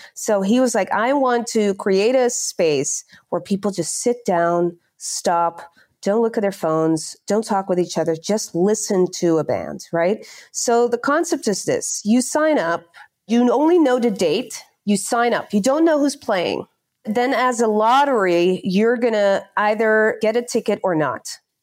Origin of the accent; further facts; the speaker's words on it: near The Hague, South Holland, Netherlands; English is a second language; moved away as an adult; also born or lived in Barcelona, Spain / London, United Kingdom; I'm from a shitty town close to The Hague